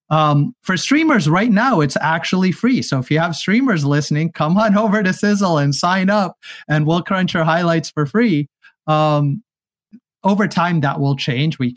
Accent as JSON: {"language": "English", "region": "California", "country": "United States", "said": "I come from Silicon Valley, and so here there's a saying: just build a product"}